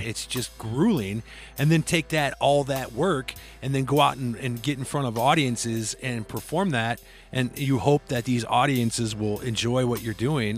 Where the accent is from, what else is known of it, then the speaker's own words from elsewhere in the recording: Iowa, United States; I'm from Iowa